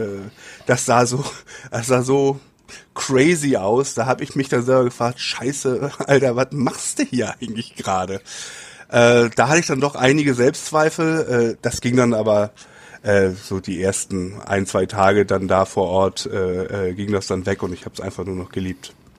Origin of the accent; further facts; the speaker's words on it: Hamburg, Germany; moved away as an adult; now in Japan; Hamburg ist meine, meine Heimatstadt